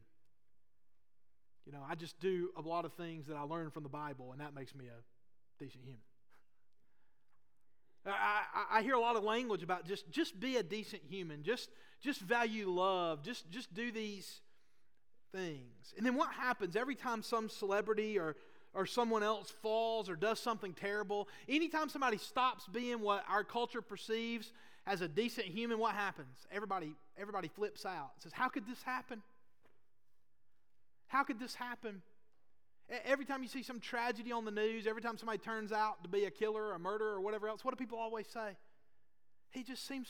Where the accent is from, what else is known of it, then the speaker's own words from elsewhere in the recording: Boaz, Alabama, United States; Now, I'm from Northeast Alabama too. I'm from Boaz. I grew up in church.